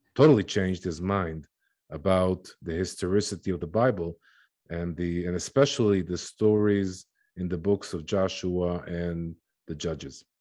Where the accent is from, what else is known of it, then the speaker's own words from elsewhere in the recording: Jerusalem, Jerusalem District, Israel; I was born and raised in Jerusalem